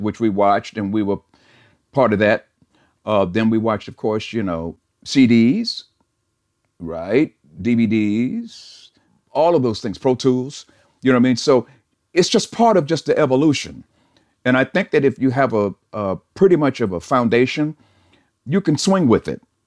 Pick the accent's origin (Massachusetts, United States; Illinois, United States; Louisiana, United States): Illinois, United States; Chicago; moved away as an adult; now in California, United States; we came from Chicago, which brought a certain sensibility